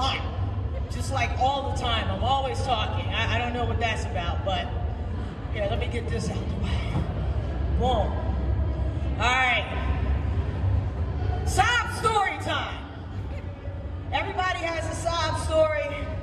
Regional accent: Philadelphia, Pennsylvania, United States; I am from Philadelphia, the city of brotherly love, sisterly affection, Rocky, and the Philadelphia Eagles

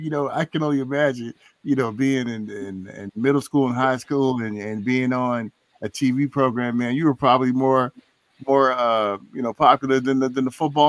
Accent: California, United States; man, I'm from California.

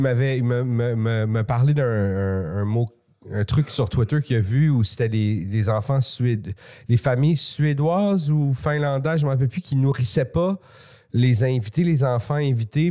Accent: Laval, Quebec, Canada; also born or lived in Montreal; je suis né à Montréal. Jusqu'à 9 ans, j'étais à Montréal, mais après ça, c'était où ah on était, c'était la banlieue

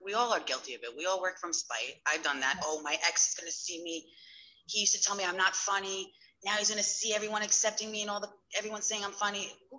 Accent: Long Island, New York, United States; born or raised there

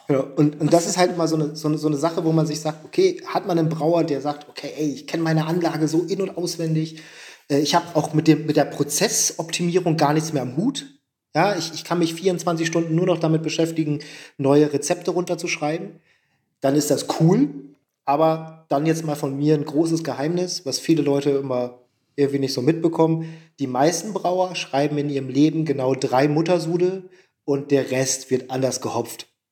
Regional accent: Oldenburg, Lower Saxony, Germany; moved away as an adult; now in Leipzig, Germany; ich komme nicht aus Friesland, und, mhm. aber Abitur und groß geworden in Oldenburg

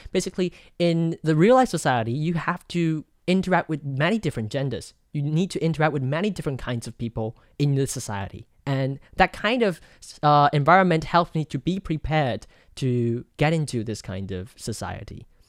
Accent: Taoyuan, Taiwan; the best high school in my hometown, Taoyuan

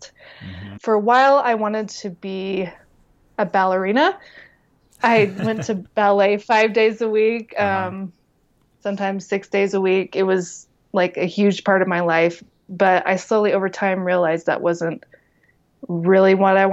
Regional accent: Taylorsville, Utah, United States; I grew up in Taylorsville, Utah

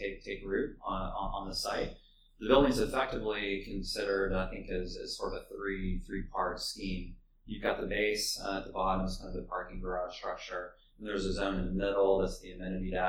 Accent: Dallas, Texas, United States; also born or lived in San Antonio; now in Austin, United States; I grew up in Dallas for elementary school and then lived in San Antonio for a little while. Moved back to Dallas, and so I'm definitely a Texan

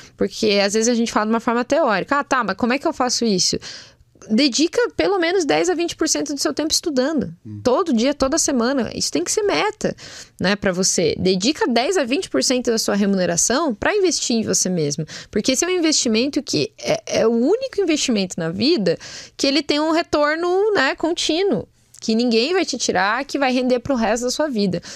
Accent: Brazil; a gente como brasileiro, como um povo, né, que vem aí, a gente já traz bagagem

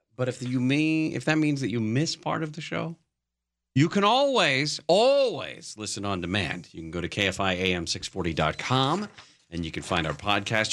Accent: North Bay, California, United States; I grew up in the North Bay

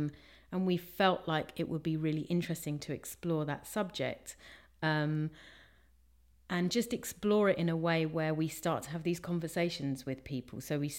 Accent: Tongue, Scotland, United Kingdom; from Tongue.

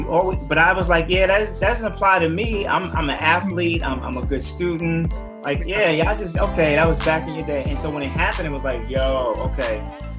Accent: Tinton Falls, New Jersey, United States; now in Chicago, United States; born and raised in Tin Falls, New Jersey, which is a small suburb about an hour and 20 minutes from the Bronx, New York. My parents were from South Carolina, are from South Carolina and North Carolina. My dad from South, my mom from North.

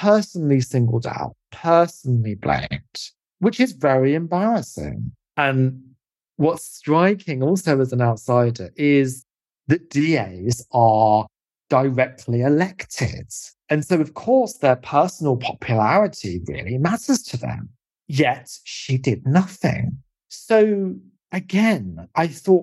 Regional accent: United Kingdom; also born or lived in California; a British person

